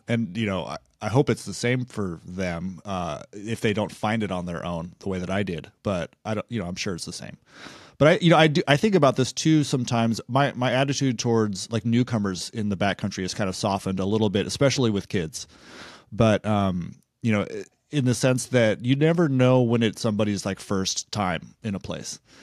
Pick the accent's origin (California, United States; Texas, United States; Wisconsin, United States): California, United States; Big Sur; I grew up just outside Big